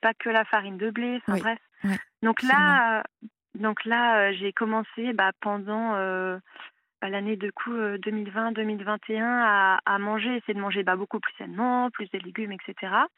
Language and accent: French; Paris, Île-de-France, France; moved away as an adult; Je viens de Paris